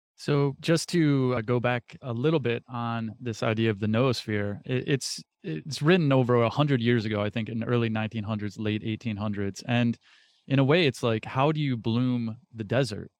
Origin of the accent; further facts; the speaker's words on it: United States; being an American born into this country